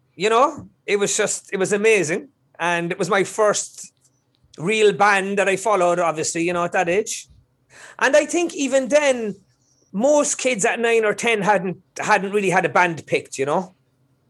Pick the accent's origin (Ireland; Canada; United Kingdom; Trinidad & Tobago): Ireland; Cork, Munster; now in Los Angeles, United States; I'm originally from Cork City in Ireland.